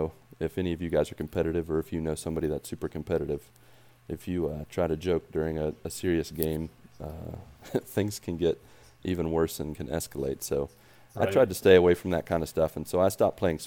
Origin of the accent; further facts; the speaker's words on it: West Virginia, United States; moved away as an adult; I grew up in West Virginia